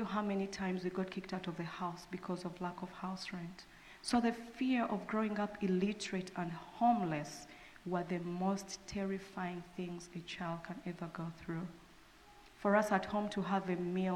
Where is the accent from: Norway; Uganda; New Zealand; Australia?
Uganda; moved away; I'm from Uganda